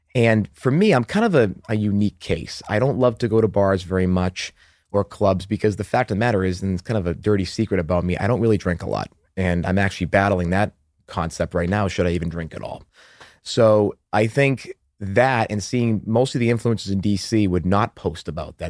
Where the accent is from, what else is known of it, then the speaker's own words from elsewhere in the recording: Methuen, Massachusetts, United States; accent: Boston; moved away; also born or lived in Haverhill, Massachusetts; I'm actually from the Boston suburbs